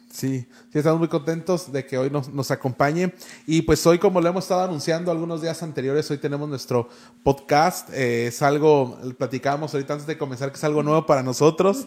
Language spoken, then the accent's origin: Spanish; Tijuana, Baja California, Mexico; yo también soy de aquí